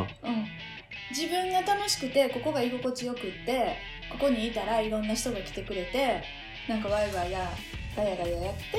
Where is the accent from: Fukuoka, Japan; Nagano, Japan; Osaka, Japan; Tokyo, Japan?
Osaka, Japan; moved away as an adult; now in Ama, Japan; 私自身は大阪で生まれ育ってる